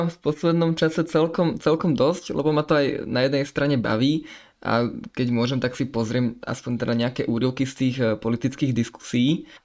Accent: Košice, Košice Region, Slovakia; som z Košic a som teda prvovolič

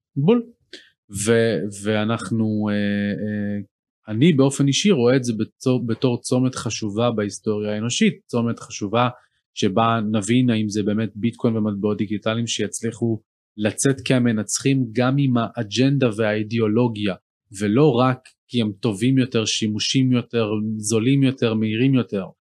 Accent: Israel; בתור ישראלים

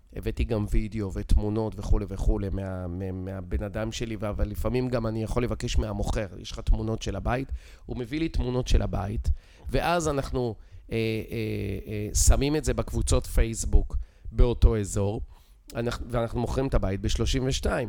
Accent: Israel; accent: Israeli; moved away as an adult; יש לי מבטא ישראלי

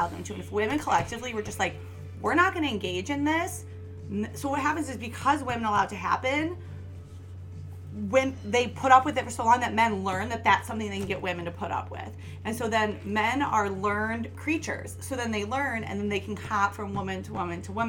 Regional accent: South suburbs of Chicago, Illinois, United States; now in Chicago, United States; South suburbs of Chicago

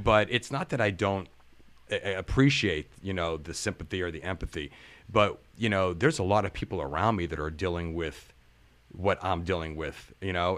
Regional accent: Campbell, Ohio, United States; moved away as an adult; now in Okemos, United States; I'm from a small town. It's spelled like the soup, but we don't say it.

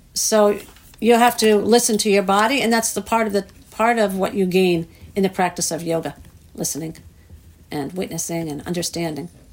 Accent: New York, United States; moved away; growing up in New York

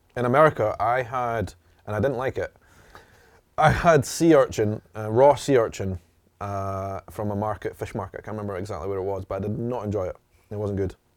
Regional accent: Edinburgh, Scotland, United Kingdom; I am from Edinburgh in Scotland, this Ed, Scotland's capital city

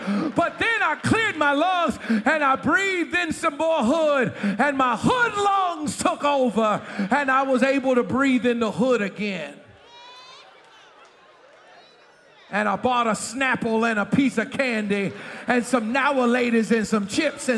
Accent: Boston, Massachusetts, United States; moved away; I was raised in Boston

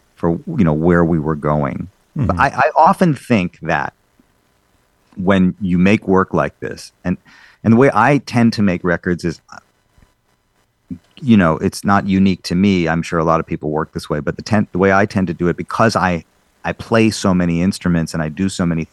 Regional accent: Madison, Wisconsin, United States; growing up in Madison, Wisconsin, in this Jewish community

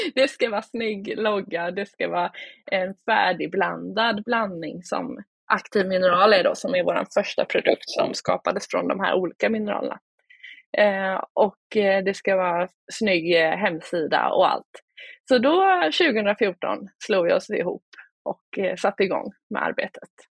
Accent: Oskarshamn, Kalmar County, Sweden; Jag kommer från Småland, Oskarshamn

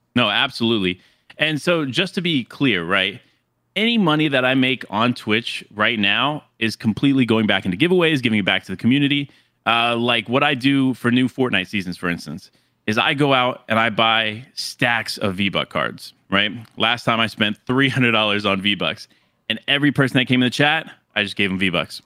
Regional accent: Florida, United States; moved away as an adult; also born or lived in New York City area; now in near New York City, United States; born and raised in Florida

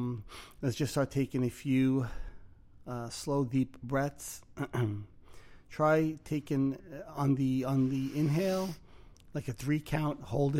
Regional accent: Brooklyn, New York, United States; No. Really? I'm from Brooklyn? What gave it away?

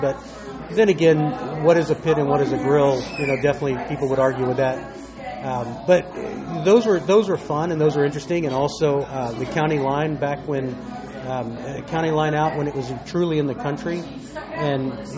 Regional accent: Texas, United States; I grew up in Texas

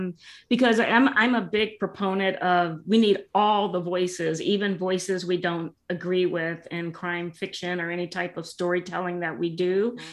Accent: Louisiana, United States; moved away; also born or lived in San Fernando Valley, California; myself to be a Louisiana native. But when you really think about it, I'm not. I mean, I was born in California, moved to Louisiana, spent my formative years out there. It made quite an impression on me. And I just consider that to be my home.

